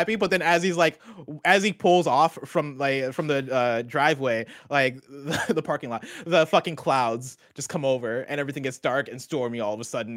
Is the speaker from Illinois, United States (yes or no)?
yes; Champaign, Illinois, United States; I grew up in Champaign, Illinois.